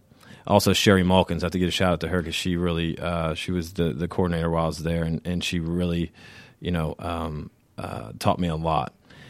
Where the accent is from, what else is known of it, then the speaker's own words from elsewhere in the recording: Savannah, Georgia, United States; So, like I said, just backing up, I come from Savannah. I come from a military family. That's how we ended up in Savannah.